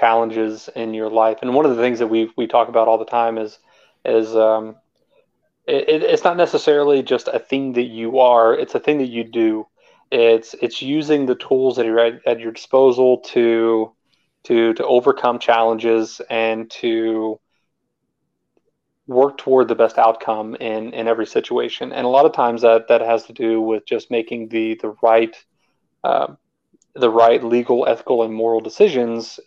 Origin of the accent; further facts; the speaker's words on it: Texas, United States; moved away as an adult; also born or lived in Germany / Northern Virginia; now in Georgia, United States; I grew up in Texas, and from there I went to the Army